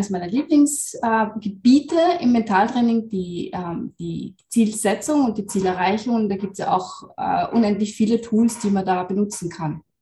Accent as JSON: {"language": "German", "region": "Lower Austria", "country": "Austria", "said": "ich bin aus Österreich, ähm, Niederösterreich, wohne da mit meiner Familie"}